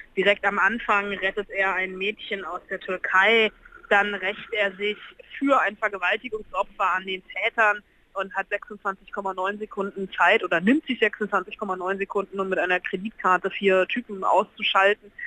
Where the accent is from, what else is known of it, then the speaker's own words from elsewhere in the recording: Berlin, Germany; wir ähm, Berliner